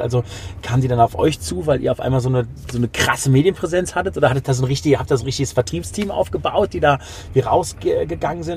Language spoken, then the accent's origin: German; Düren, North Rhine-Westphalia, Germany; meiner Heimatstadt Düren